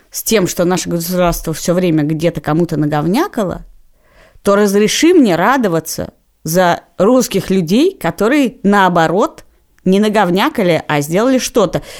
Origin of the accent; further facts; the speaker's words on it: Latvia; мне приходилось некоторое время говорить, что я из Латвии.